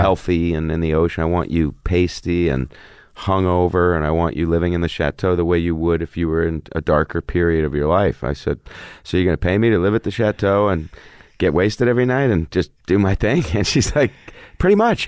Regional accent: Los Angeles, California, United States; also born or lived in Atlanta, Georgia / Malibu; I grew up in Hollywood and, like, lived in the hills, lived everywhere

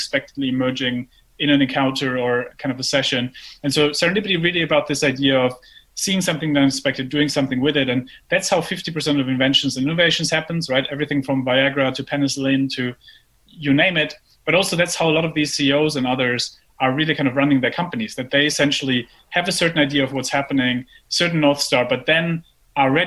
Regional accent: Germany; moved away; I grew up in Germany and I then went to business school

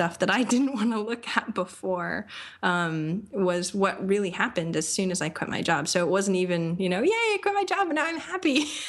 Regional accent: Maine, United States; moved away as an adult; now in Austin, United States; I love Maine. I grew up in Maine. I've lived in a bunch of different places.

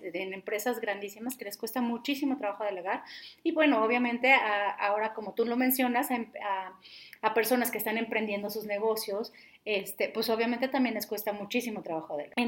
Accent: Mexico; nosotros como mexicanos

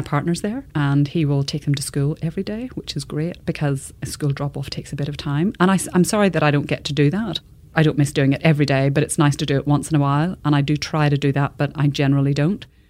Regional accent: Belfast, Northern Ireland, United Kingdom; moved away as an adult; also born or lived in Dublin, Ireland / New Zealand; now in Australia; growing up in Belfast in the 70s was great

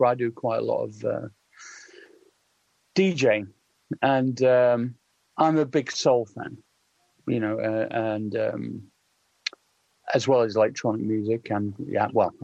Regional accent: Sheffield, Yorkshire and the Humber, United Kingdom; I grew up in Sheffield, which is, you know, jokingly referred to as the Socialist Republic of South Yorkshire.

